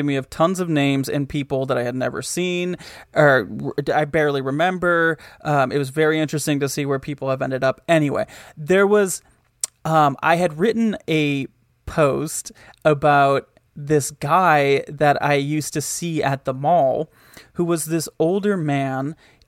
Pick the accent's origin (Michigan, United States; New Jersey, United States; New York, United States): Michigan, United States; The mall in my hometown was there were two. There was one that was like in the town, and then there was one that was like 15 minutes away. The one that was in the town was called the Woodland Mall.